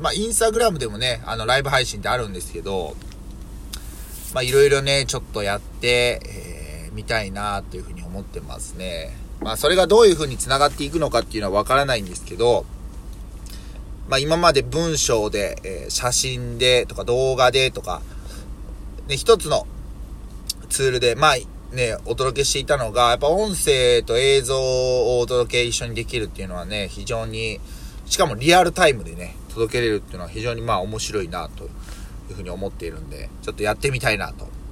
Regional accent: Yokkaichi, Mie, Japan

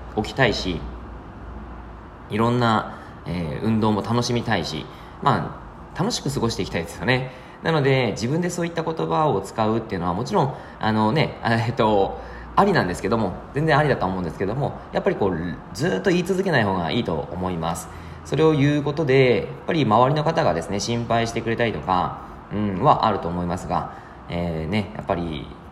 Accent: Yamagata, Japan; moved away; 僕の実家が山形で

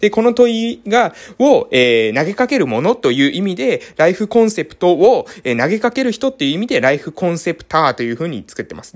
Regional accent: Japan; 私の地元ですね、えー、島の活性化

